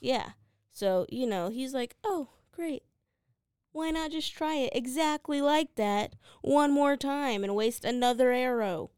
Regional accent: United States; I'm an American

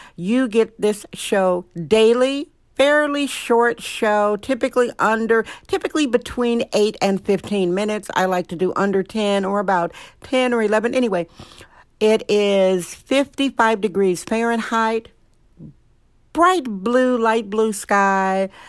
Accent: Wisconsin, United States; now in San Francisco, United States; Wisconsin, my home state, Wisconsin

